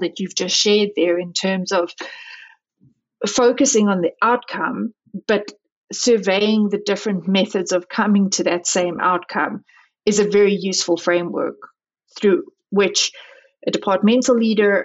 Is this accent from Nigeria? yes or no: no; South Africa; now in United States; I was born and raised in South Africa.